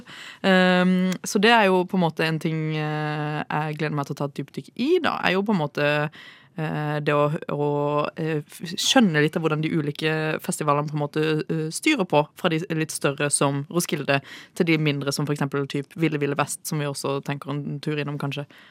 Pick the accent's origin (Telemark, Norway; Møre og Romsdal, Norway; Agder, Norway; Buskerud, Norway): Agder, Norway; Kristiansand; moved away as an adult; now in Oslo, Norway; som dere hører, så er jeg jo fra Kristiansand